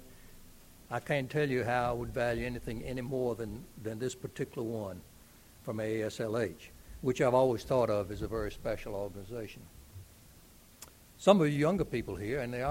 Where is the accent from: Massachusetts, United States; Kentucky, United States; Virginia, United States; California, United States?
Virginia, United States; Lynchburg; my hometown of Lynchburg, Virginia